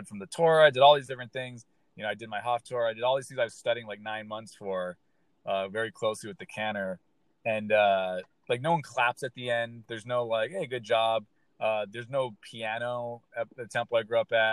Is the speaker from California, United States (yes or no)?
yes; Southern California, United States; I'm from Southern California